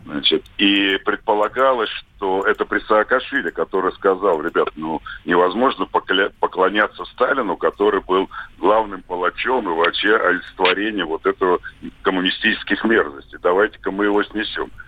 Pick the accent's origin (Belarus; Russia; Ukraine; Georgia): Georgia; Tbilisi; Я родился в Тбилиси